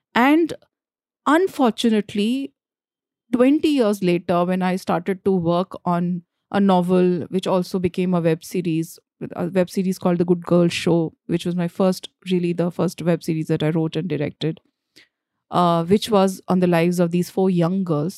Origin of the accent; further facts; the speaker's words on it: Jharkhand, India; first language Bhojpuri; English is a second language; moved away as an adult; also born or lived in Delhi; I grew up in Jharkhand